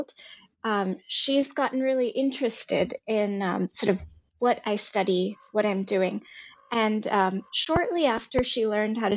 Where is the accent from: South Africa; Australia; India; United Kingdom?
India; moved away as an adult; also born or lived in Boston, United States; now in Silicon Valley, United States; I grew up in India. I grew up in the foothills of the Himalayas